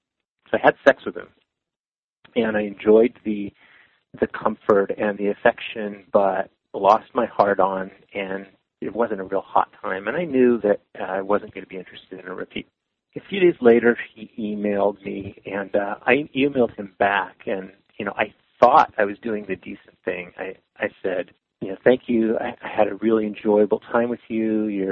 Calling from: San Francisco, California, United States; I'm calling from San Francisco

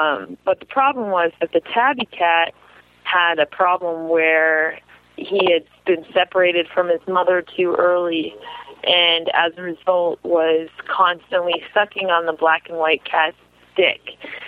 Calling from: Massachusetts, United States; I'm calling from Massachusetts.

